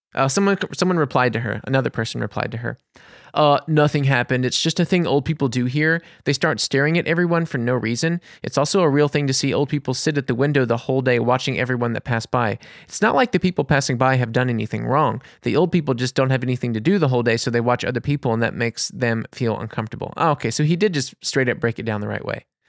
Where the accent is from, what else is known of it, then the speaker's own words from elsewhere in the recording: New Orleans, Louisiana, United States; now in Germany; I'm American. I'm from New Orleans